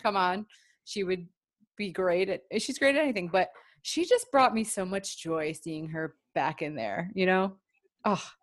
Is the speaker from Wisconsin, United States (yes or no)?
no; Cleveland, Ohio, United States; now in Los Angeles, United States; we're both from Cleveland